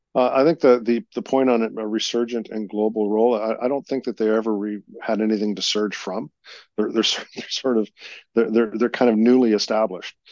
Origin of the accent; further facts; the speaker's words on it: Canada; proud as a Canadian